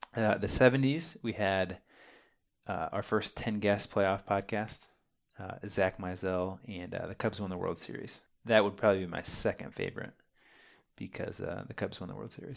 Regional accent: Champaign, Illinois, United States; We are twin brothers from Champaign, Illinois.

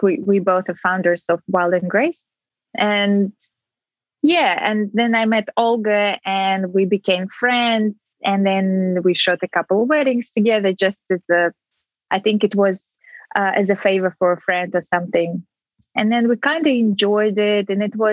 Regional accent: Ulan-Ude, Buryatia, Russia; moved away as an adult; now in New Zealand; My hometown is very close to Mongolia and China. It's called Ulan-Ude. It's the capital of Republic of Buryat.

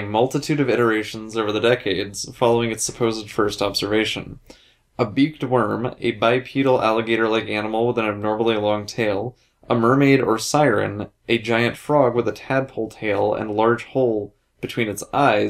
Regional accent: United States; I'm American.

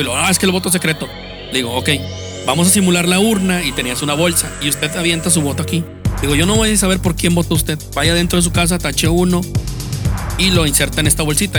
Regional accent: Guadalupe, Nuevo León, Mexico; also born or lived in Juárez, Nuevo León; Yo no soy de los que dice que soy de Monterrey, yo soy de Nuevo León. Orgullosamente de, pues nací en Guadalupe, pero este, resido actualmente en Juárez

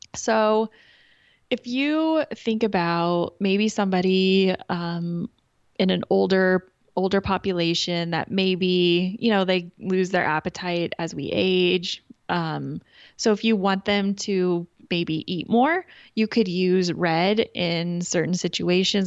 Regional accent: Kansas, United States; I'm from Kansas

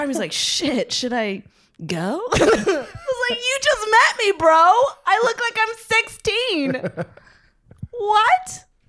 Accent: Tustin, California, United States; now in Staten Island, United States; It reminds me of my hometown, Orange County.

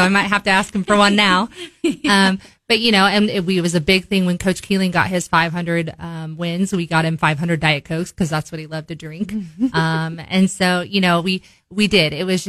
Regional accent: Bolivar, Missouri, United States; also born or lived in Forsyth, Missouri; You know, I grew up in Bolivar. So, I mean, we moved there in 1994, and I would have been 4 years old. So I went kindergarten through fifth grade there, and then we moved to Forsyth and then moved back to Bolivar.

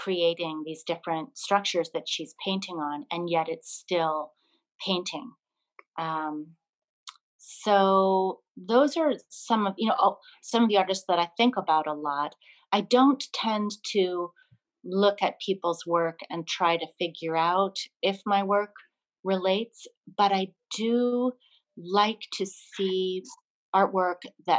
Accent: Burlington, Vermont, United States; moved away; my hometown, Burlington, Vermont, where I grew up.

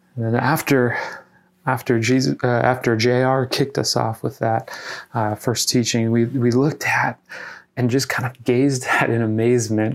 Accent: Iowa, United States; my home state of Iowa

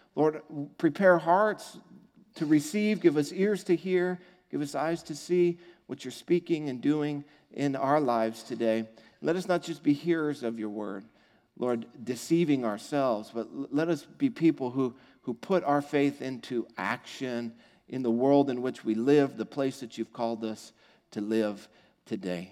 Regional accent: United States; I'm an American

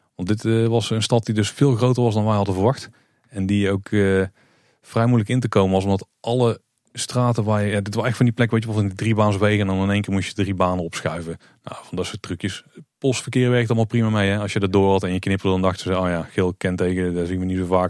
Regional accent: Netherlands; als Nederlander

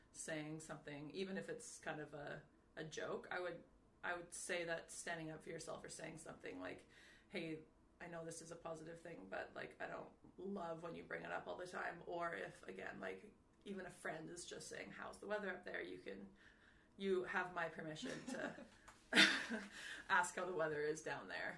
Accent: Canada; moved away as an adult; now in Paris, France; as a Canadian

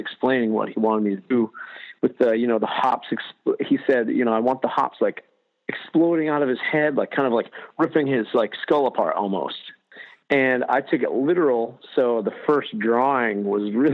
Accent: Southern Maine, United States; also born or lived in Baltimore; I grew up in Southern Maine, and then went to art school

